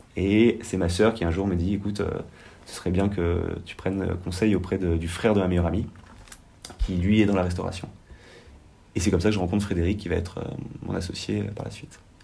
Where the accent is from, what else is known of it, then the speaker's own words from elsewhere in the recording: Penmarc'h, Brittany, France; qui est Pamar, qui est là où j'ai grandi